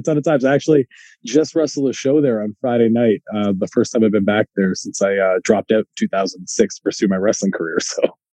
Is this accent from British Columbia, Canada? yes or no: no; Guelph, Ontario, Canada; I'm in a little town called Guelph, which, as a Canadian, you probably know where that is, but that's why I usually just tell people I'm from Toronto and live in Toronto, because it's all one.